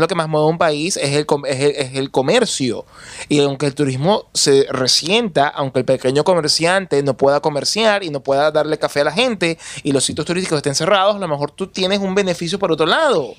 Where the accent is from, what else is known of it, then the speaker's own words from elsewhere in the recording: Venezuela; mi país